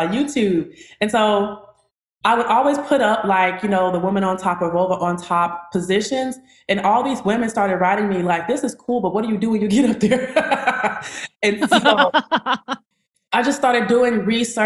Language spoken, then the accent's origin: English; Chicago, Illinois, United States; now in Atlanta, United States; I'm from Chicago, Illinois. I now reside in Atlanta, Georgia